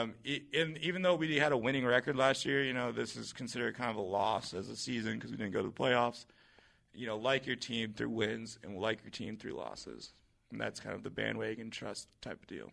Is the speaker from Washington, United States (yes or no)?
yes; Seattle, Washington, United States; growing up in Seattle